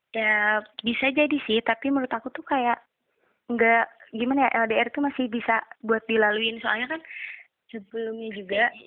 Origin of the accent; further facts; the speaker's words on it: Tasikmalaya, West Java, Indonesia; Asal aku dari Tasik.